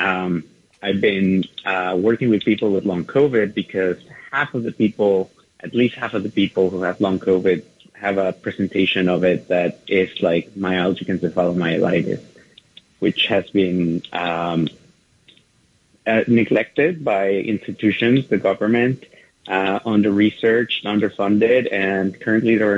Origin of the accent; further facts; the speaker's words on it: Mexico City, Mexico; moved away as an adult; now in New York, United States; Well, I was born and raised in Mexico City. I migrated to the U.S., to New York in particular, 23 years ago.